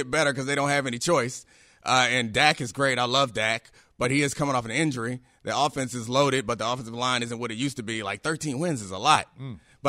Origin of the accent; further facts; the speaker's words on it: Maryland, United States; also born or lived in England; I'm from Maryland.